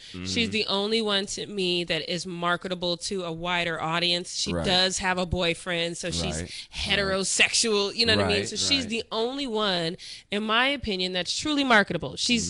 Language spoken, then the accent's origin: English; Denver, Colorado, United States; I'm from Denver